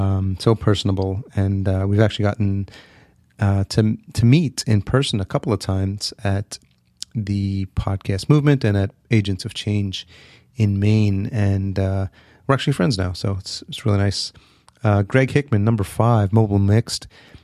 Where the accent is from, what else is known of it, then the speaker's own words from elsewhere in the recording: El Salvador; born there; I was born in El Salvador, for those of you who don't know.